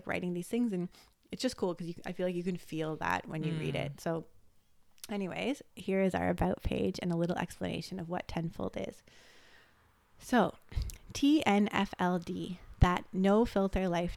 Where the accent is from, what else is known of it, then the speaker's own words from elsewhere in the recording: Toronto, Ontario, Canada; moved away as an adult; now in Gold Coast, Australia; we're two sisters, half Japanese, half Serbian from Canada. We grew up in Toronto.